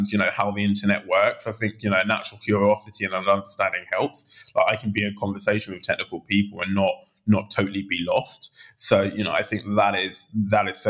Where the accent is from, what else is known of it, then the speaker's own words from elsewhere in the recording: London, United Kingdom; also born or lived in Oxford; I grew up in Southeast London in Lewisham prior